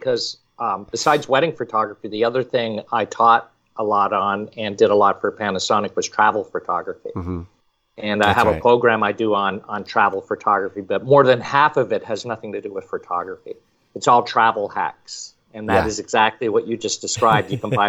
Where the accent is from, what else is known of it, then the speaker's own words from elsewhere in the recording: Montreal, Quebec, Canada; also born or lived in Toronto / Michigan / Arizona / California; now in Florida, United States; I was originally from Montreal, but lived in Toronto for quite a while. And then Michigan, Arizona, California, and now Florida.